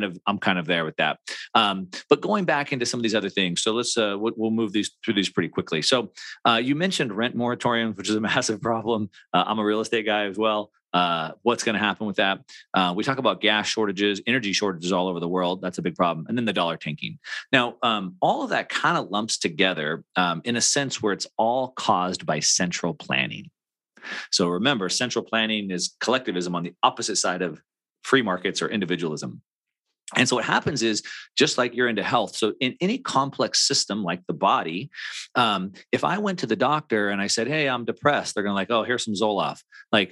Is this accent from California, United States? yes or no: yes; California, United States; I'm from California.